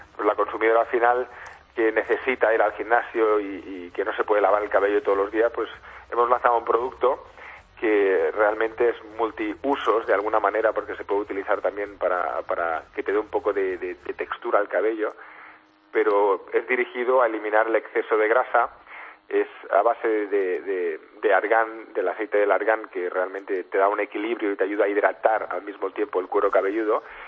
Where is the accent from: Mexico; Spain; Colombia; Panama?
Spain; nos caracteriza mucho como españoles